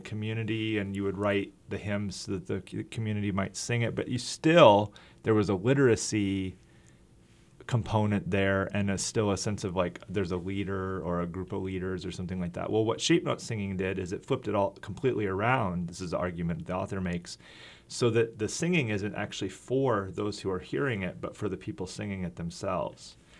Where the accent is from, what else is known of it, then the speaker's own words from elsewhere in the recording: Iowa, United States; also born or lived in Minnesota / Wisconsin / Slovakia; now in Fayetteville, United States; I grew up in Iowa and lived in Minnesota and Wisconsin